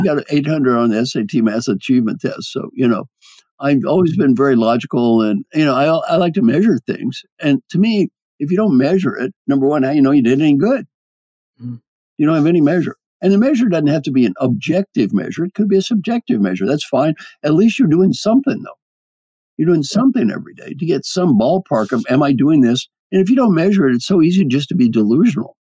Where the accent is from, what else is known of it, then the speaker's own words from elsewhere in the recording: Kentucky, United States; I'm from Kentucky